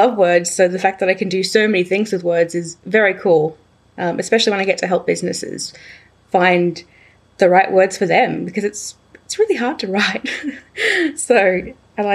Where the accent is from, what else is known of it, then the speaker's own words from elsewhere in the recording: Batemans Bay, New South Wales, Australia; now in Melbourne, Australia; I returned to my hometown of Batemans Bay